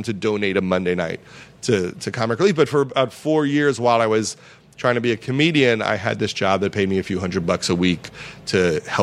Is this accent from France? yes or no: no; Long Island, New York, United States; moved away; also born or lived in Los Angeles; I was from Long Island